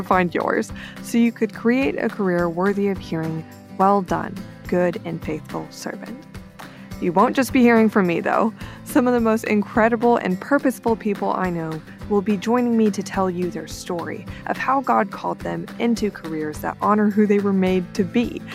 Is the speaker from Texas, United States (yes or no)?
yes; Corpus Christi, Texas, United States; now in Austin, United States; I was born and raised in Corpus Christi, Texas, where I'm at right now, um, to be sure, I live in Austin, I'm just visiting, um, but I grew up here